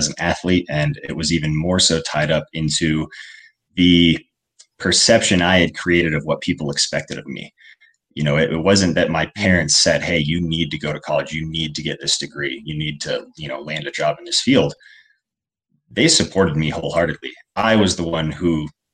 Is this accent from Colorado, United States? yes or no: yes; Colorado, United States; I grew up primarily in Colorado